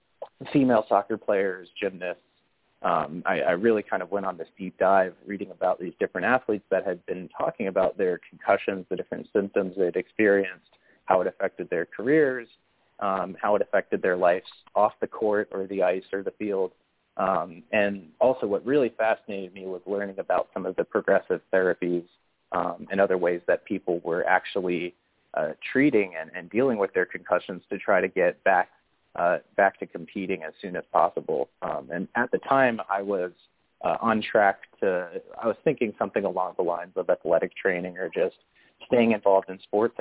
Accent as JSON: {"language": "English", "town": "Raleigh", "region": "North Carolina", "country": "United States", "tie": "born or raised there", "said": "I grew up in Raleigh, North Carolina"}